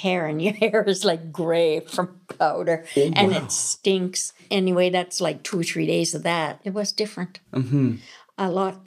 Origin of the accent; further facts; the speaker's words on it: Lennox Island, Prince Edward Island, Canada; Growing up on Lennox Island